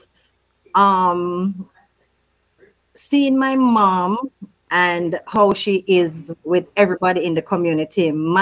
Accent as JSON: {"language": "English", "town": "Waterford", "region": "Saint Catherine", "country": "Jamaica", "tie": "born or raised there", "also_born_or_lived": "Kingston, Jamaica", "moved": "yes", "said": "We moved to the Waterford St. Catherine community in 1976. Mm-hmm. So that's where I grew up."}